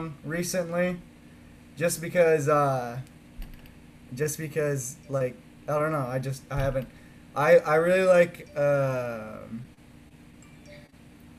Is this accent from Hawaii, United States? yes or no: no; Vacaville, California, United States; my hometown Vacaville